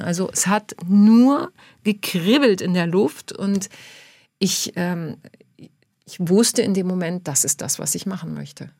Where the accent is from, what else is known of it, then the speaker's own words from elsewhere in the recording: Germany; moved away as an adult; also born or lived in Argentina; Ich bin die Deutsche, die Tango tanzt